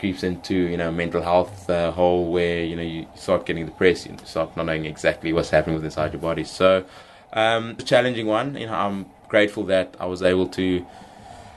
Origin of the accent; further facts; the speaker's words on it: South Africa; as a South African